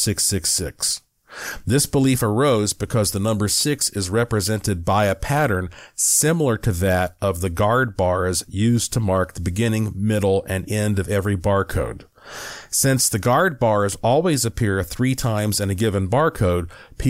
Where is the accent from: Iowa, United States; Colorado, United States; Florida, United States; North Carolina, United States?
North Carolina, United States; Western; I'm from Western North Carolina